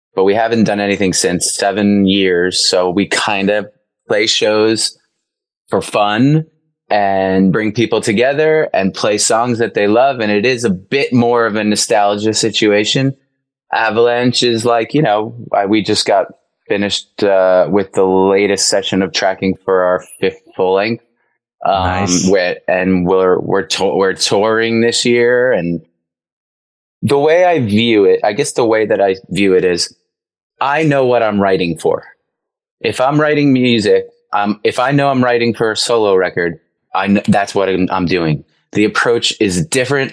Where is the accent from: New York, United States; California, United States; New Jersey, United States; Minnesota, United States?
New York, United States; Long Island; I grew up in on Long Island. In Long Island, on Long Island, we say